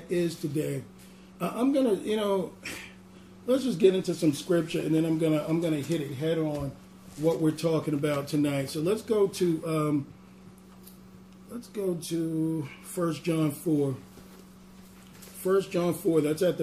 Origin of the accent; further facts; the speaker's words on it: New York, United States; accent: New York; my New York accent